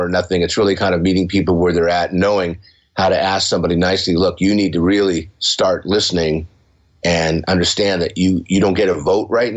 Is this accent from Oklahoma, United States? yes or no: no; San Diego, California, United States; I grew up here in San Diego. I'm in San Diego.